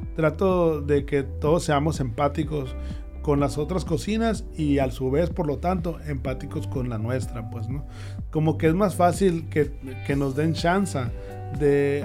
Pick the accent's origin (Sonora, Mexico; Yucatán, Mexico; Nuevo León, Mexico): Sonora, Mexico; Hermosillo; moved away as an adult; Yo soy de Hermosillo, sí, sí, sí, claro. Este, me fui por lo mismo de que no había buenas ofertas de escuelas.